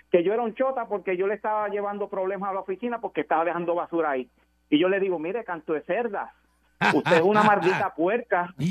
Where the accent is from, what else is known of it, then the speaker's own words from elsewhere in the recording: Puerto Rico; No sé, de, de, yo, de Puerto Rico, voy a decir puertorriqueño puro.